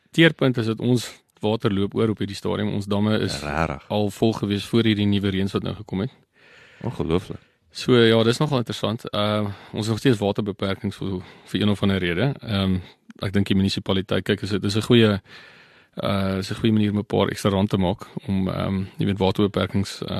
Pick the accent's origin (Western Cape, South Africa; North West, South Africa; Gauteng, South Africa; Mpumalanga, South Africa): Mpumalanga, South Africa; Barberton; now in George, South Africa; aanvanklik ehm um, kom ek van Barberton af, wat in die uh Oos-Transvaal was, op baie stadium